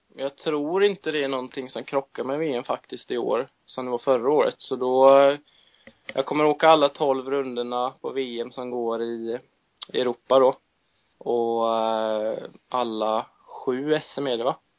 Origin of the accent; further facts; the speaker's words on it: Sweden; jag har väl bott mer i den tror jag än vad jag har bott här hemma i Sverige